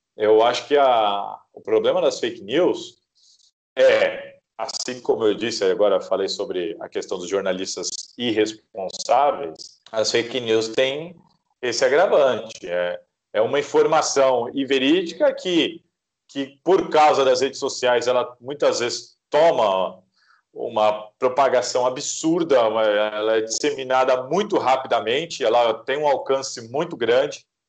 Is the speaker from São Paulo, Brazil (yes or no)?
yes; Santos, São Paulo, Brazil; eu sou de Santos, Inclusive, apesar de trabalhar em São Paulo há muitos anos, eu continuo morando em Santos